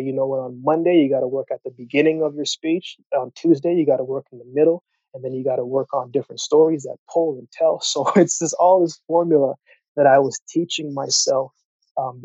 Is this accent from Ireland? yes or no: no; Canada; also born or lived in Jamaica / Yellowknife, Northwest Territories / Calgary, Alberta; originally I was born in Jamaica, you know, and I moved to Canada when I was 7 years old for a better life. And we went to Yellowknife first, and then we came to Calgary.